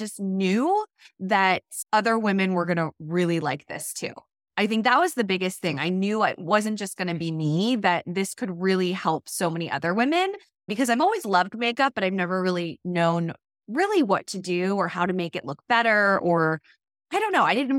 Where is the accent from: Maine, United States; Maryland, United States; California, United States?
Maryland, United States; Yeah, so I am from Maryland, live on the East Coast, and I have two little boys.